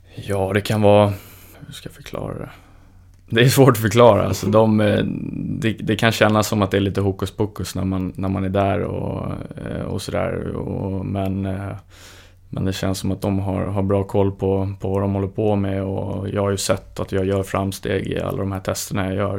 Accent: Stockholm, Stockholm County, Sweden; moved away; eftersom jag är från Stockholm.

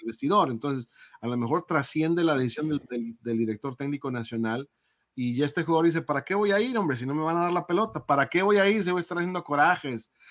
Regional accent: Mexico; como mexicano

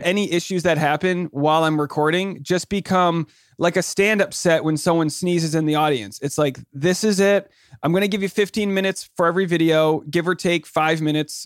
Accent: Newport, Rhode Island, United States; moved away; also born or lived in New York City; I'm from Newport, Rhode Island

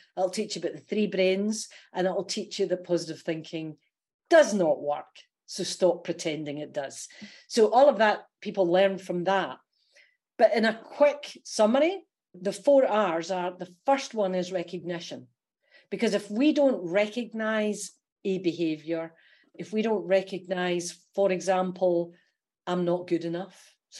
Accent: Scotland, United Kingdom; accent: Scottish; now in Australia; They may hear that my Aussie accent is really good, but there's a Scottishness comes through.

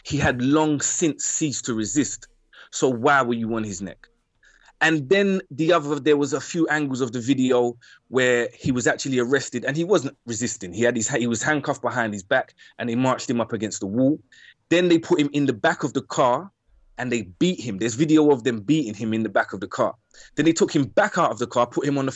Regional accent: London, United Kingdom; My experience as a black man in East London

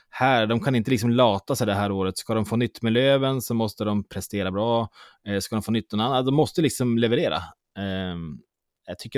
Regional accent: Småland, Sweden; Nej, jag är mer smålänning.

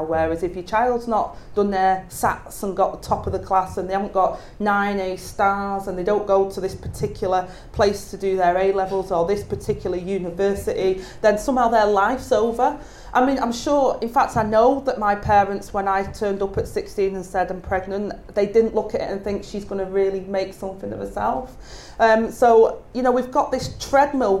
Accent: the north of England, United Kingdom

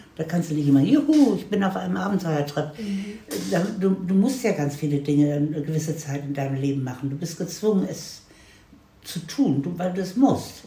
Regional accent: Hanover, Lower Saxony, Germany; moved away; also born or lived in United States; in Hannover, wo ich herkomme.

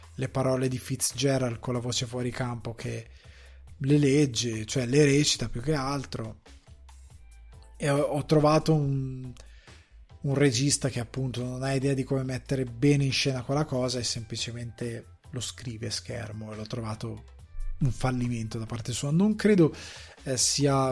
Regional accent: Italy

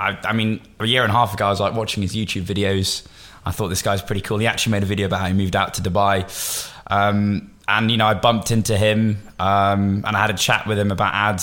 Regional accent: Bristol, South West England, United Kingdom; moved away as an adult; also born or lived in New York / Miami; I'm born and raised in Bristol

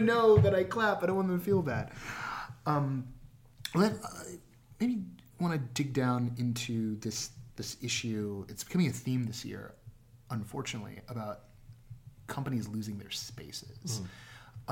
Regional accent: Bay Area, California, United States; also born or lived in Orange County / Anaheim; I grew up in the Bay Area and we had Bart

